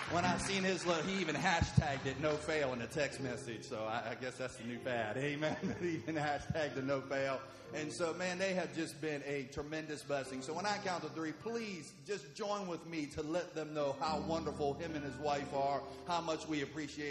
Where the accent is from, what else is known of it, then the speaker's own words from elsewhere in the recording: West Virginia, United States; moved away as an adult; also born or lived in Oklahoma; I was born and raised in West Virginia